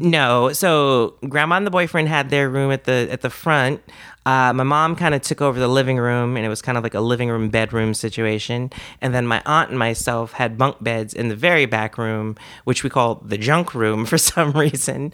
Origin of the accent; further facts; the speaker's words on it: Washington, District of Columbia, United States; moved away as an adult; now in Alexandria, Virginia, United States; I'm from D C, from Washington, D C proper. I was born in the city. I grew up on Mount Pleasant